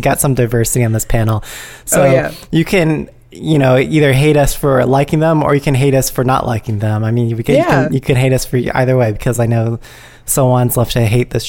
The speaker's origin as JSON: {"language": "English", "town": "San Jose", "region": "California", "country": "United States", "said": "we're from San Jose."}